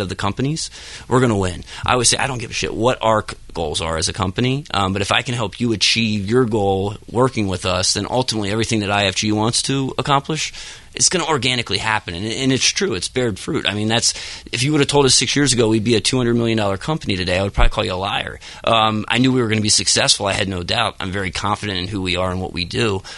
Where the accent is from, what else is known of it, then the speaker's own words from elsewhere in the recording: Dillsburg, Pennsylvania, United States; right outside uh, Hershey, Pennsylvania. Right. Uh, yep, small town called Dillsburg.